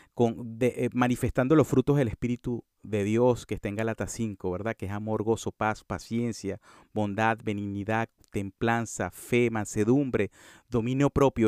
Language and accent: Spanish; Venezuela; En mi, en mi, en mi, en Venezuela se le dice monte al césped